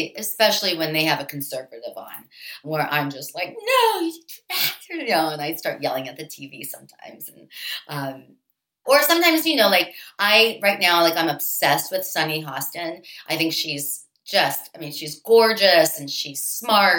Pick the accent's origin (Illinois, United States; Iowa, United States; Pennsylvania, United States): Pennsylvania, United States; Pittsburgh; I grew up in Pittsburgh